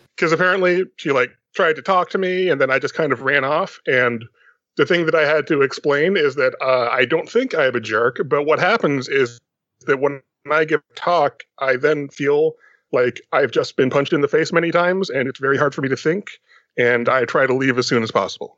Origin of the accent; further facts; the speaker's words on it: Austin, Texas, United States; my hometown of Austin